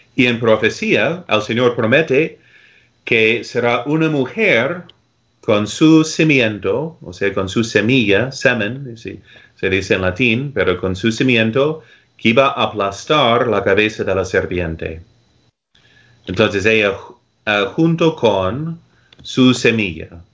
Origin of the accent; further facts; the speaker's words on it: United States; Spanish is a second language; como gringo aquí en los Estados camino, Unidos